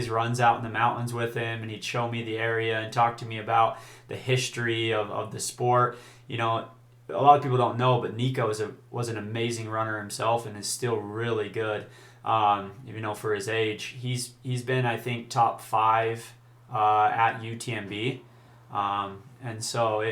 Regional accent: Utah, United States; I'm from Utah

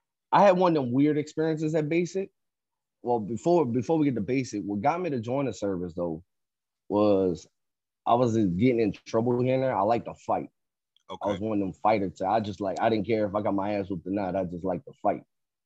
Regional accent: Houma, Louisiana, United States; I'm from Louisiana, a little small town called Houma, H-O-U-M-A.

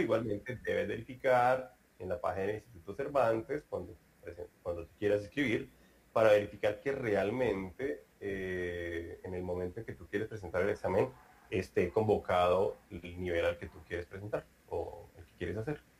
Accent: Colombia; now in Brazil; un colombiano, que soy yo

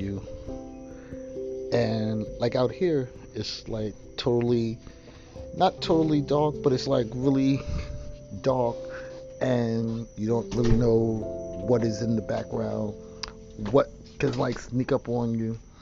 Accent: New York City, New York, United States; moved away as an adult; also born or lived in Long Island / New Jersey; growing up in Queens and Long Island

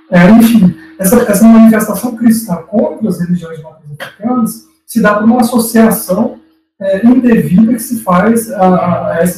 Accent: Goiânia, Goiás, Brazil; eu particularmente morava em Goiânia na época, né, eu sou goianiense, estava na, na, minha adolescência, eu na escola

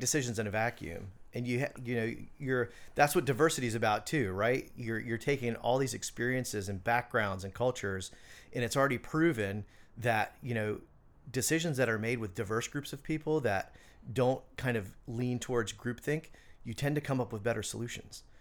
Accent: Orlando, Florida, United States; moved away as an adult; also born or lived in Hatteras, North Carolina / Charleston; I grew up in Orlando

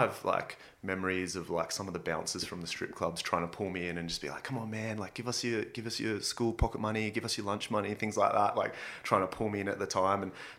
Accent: Sydney, New South Wales, Australia; I grew up in King's Cross, so I grew up in Macleay Street and I went to Darlinghurst Public School.

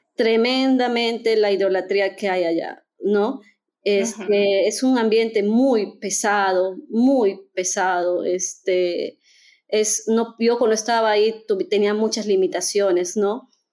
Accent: Peru; moved away as an adult; also born or lived in India; now in Germany; soy peruana

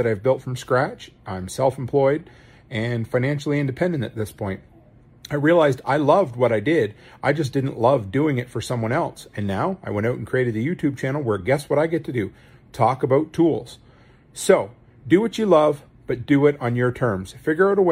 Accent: Canada; the silly Canadian that I am

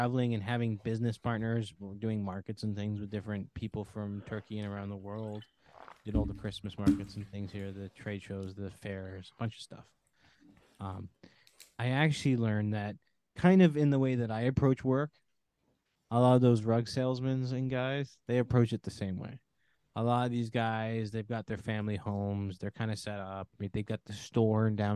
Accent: Canada; here where I grew up in Canada, it's very hustle and bustle

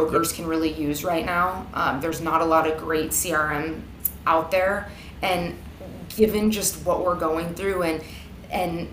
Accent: Sacramento, California, United States; I grew up in Sacramento, so I grew up about an hour from Napa

